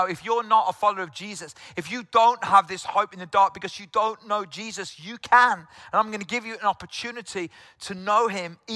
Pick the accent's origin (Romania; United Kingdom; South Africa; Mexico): United Kingdom; South Wales; moved away; I'm from South Wales originally